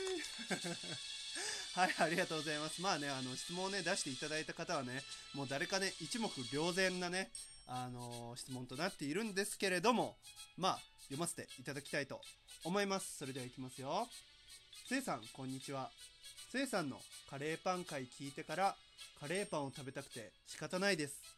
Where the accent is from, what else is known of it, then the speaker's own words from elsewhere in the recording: Yamaguchi, Japan; 僕山口県なんですけど、山口県のね、セブンイレブンで、僕が小6とか、中1とかぐらいに、こう、塾に通ってた